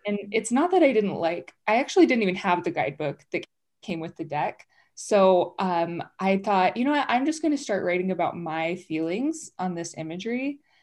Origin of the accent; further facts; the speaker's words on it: Utah, United States; I grew up here in Utah, but I grew up non-Mormon.